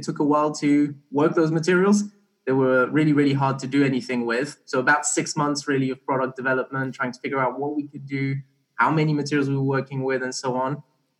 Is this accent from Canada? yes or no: no; Barbados; also born or lived in Belgium; So I was born in Belgium, but I grew up kind of in Barbados for a few years.